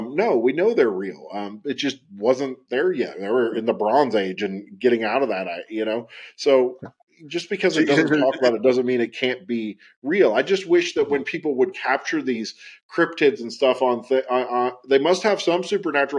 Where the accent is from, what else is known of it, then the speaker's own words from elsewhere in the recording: West Virginia, United States; I grew up in Appalachia. I grew up in West Virginia.